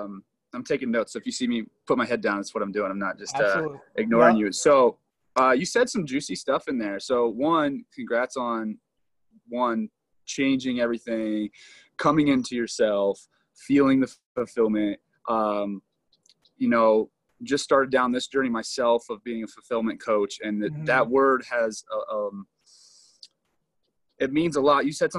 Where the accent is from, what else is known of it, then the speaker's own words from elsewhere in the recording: Ohio, United States; I too come from a middle-class family. I'm from Ohio.